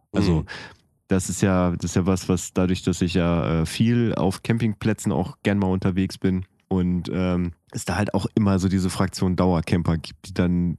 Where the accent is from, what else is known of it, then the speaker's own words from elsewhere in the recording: Oerlinghausen, North Rhine-Westphalia, Germany; in meiner Heimatstadt äh, in Oerlinghausen